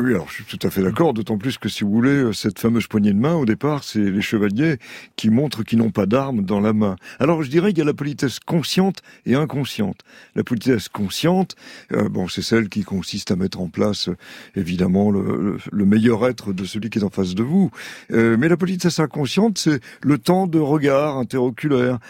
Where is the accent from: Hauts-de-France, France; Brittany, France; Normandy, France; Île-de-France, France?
Île-de-France, France; Saint-Denis; Je suis né à Saint-Denis, en Seine-Saint-Denis